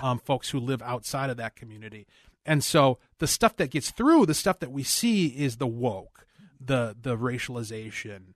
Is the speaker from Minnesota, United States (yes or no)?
yes; Cottage Grove, Minnesota, United States; I grew up in Cottage Grove.